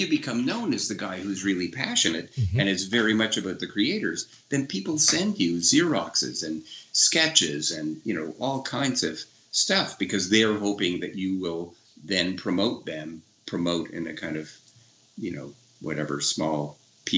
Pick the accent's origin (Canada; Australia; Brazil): Canada; Ottawa, Ontario; now in Toronto, Canada; I'm from Ottawa